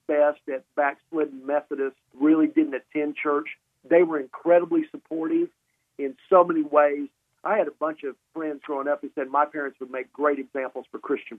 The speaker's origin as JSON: {"language": "English", "town": "Columbus", "region": "Mississippi", "country": "United States", "tie": "born or raised there", "said": "I was raised in Columbus, Mississippi. My dad was Air Force. He retired when I was 10."}